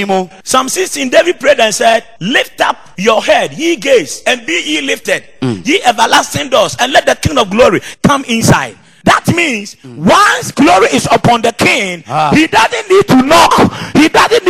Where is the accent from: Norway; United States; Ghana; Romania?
Ghana; Ashanti; a typical Ashanti man that comes from my hometown